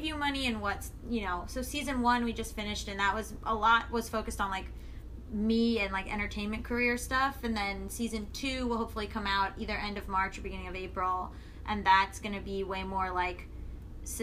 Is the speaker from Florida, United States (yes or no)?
yes; Florida, United States; now in Los Angeles, United States; I'm from Florida originally